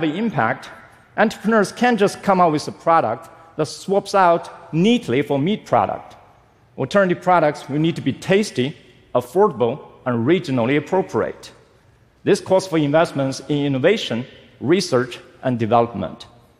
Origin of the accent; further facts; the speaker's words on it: China; Growing up in China, I always see food as an integral part of my culture.